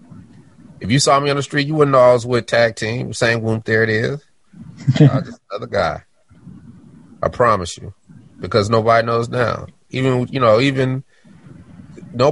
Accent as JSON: {"language": "English", "town": "Denver", "region": "Colorado", "country": "United States", "said": "I'm from Denver."}